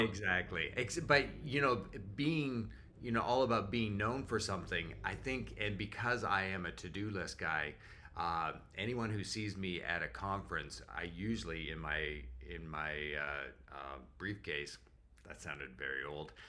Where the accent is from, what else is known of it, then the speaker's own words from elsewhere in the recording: Canada; moved away as an adult; also born or lived in North Carolina; now in Jacksonville, United States; as a Canadian